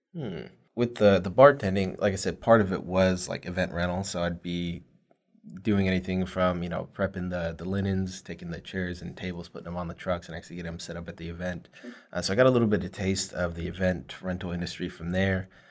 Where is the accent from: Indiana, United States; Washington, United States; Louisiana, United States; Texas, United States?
Texas, United States; Fort Worth; also born or lived in Grand Prairie, Texas; I'm actually born and raised here from Fort Worth.